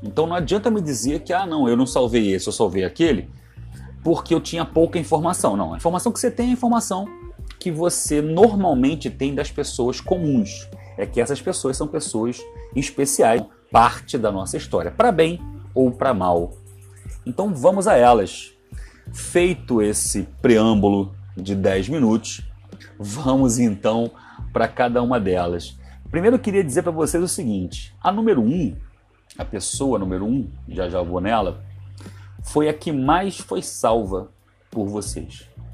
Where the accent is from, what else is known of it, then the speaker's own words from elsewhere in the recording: Ceará, Brazil; moved away; also born or lived in São Paulo / Rio de Janeiro; Eu sou cearense